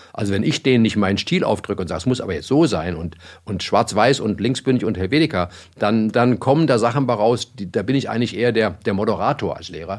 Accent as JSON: {"language": "German", "country": "Germany", "said": "als Deutscher"}